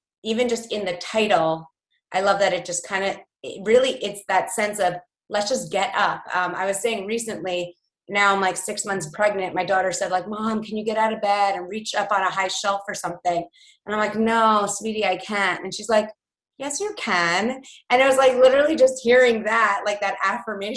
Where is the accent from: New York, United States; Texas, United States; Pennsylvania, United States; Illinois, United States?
New York, United States; growing up in New York and now like raising a whole household and everything